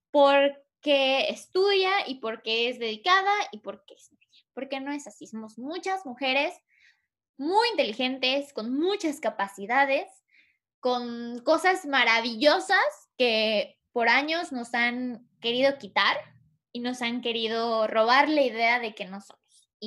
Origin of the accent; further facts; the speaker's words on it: Yucatán, Mexico; eh, soy de Yucatán, soy mm, de sangre maya y tengo 25 años